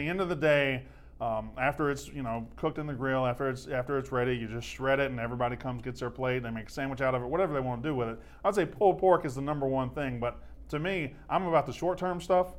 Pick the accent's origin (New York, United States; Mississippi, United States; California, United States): Mississippi, United States; moved away as an adult; also born or lived in Louisiana / Florida / Alabama; now in Atlanta, United States; I'm from Mississippi. I grew up 15 minutes from Mississippi State